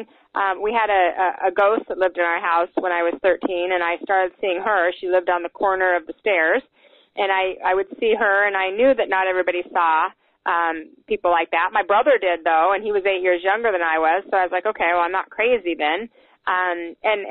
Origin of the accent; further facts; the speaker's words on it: Salt Lake City, Utah, United States; I was raised in Salt Lake City, Utah